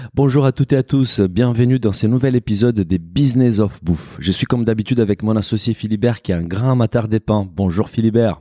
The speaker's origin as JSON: {"language": "French", "country": "Brazil", "said": "je suis brésilien"}